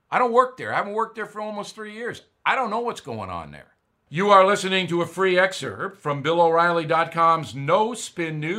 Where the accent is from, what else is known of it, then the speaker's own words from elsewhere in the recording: United States; There's not much going on here on Long Island, but, you know, I'm American.